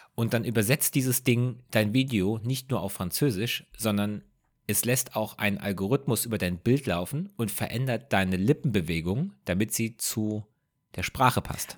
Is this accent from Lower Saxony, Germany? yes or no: no; Rhenish Hesse, Rhineland-Palatinate, Germany; bei uns zu Hause in Rheinhesse